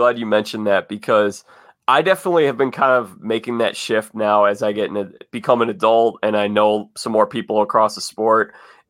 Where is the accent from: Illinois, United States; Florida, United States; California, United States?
Illinois, United States; Evanston/Chicago area; they're my hometown team right here.